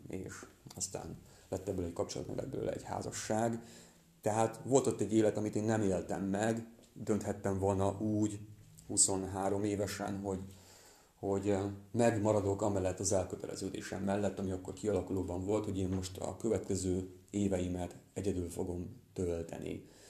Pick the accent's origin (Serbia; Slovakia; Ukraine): Ukraine; Transcarpathia, Zakarpattia Oblast; moved away as an adult; now in Hungary; Nem itt nőttem fel, Kárpátalján